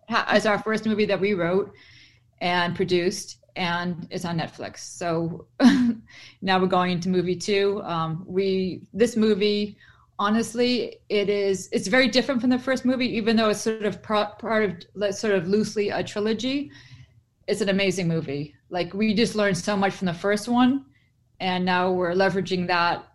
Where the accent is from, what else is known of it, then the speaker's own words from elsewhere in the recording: Boston, Massachusetts, United States; I'm from Boston.